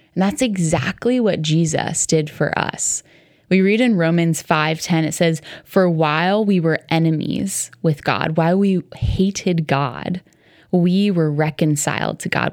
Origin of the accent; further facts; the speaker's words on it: New York City area, United States; I grew up right around New York City